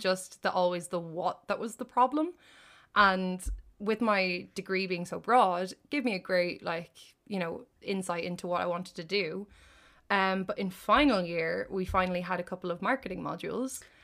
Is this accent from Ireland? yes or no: yes; Ireland; I did the only degree in it in Ireland, and it just so happened to be in my hometown